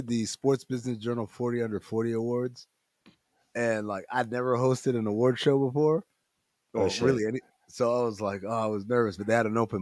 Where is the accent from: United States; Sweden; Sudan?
Sudan; I'm from Sudan